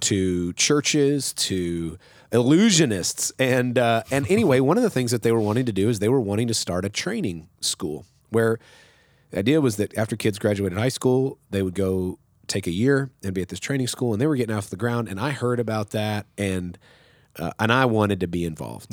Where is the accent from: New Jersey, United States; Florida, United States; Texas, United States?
Texas, United States; West; moved away as an adult; also born or lived in Sundown, Texas / Sweet Springs, Missouri; now in Nacogdoches, United States; I'm from West Texas. I'm from the desert